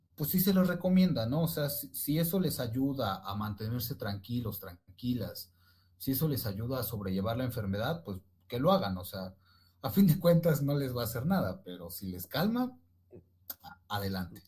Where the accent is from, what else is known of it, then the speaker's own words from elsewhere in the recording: Ecatepec, State of Mexico, Mexico; soy de la República Hermana de Catepec